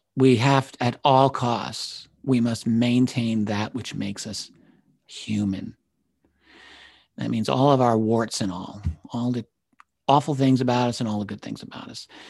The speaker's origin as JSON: {"language": "English", "region": "New York", "country": "United States", "tie": "born or raised there", "said": "as a New Yorker, I grew up with, everyone I grew up with talked like"}